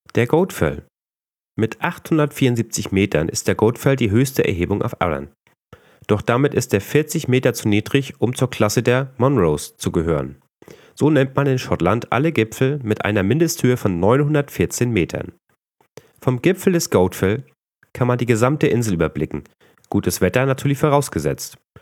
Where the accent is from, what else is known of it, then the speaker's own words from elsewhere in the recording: Northern Germany, Germany; als Norddeutscher neigt man doch sehr zum Nuscheln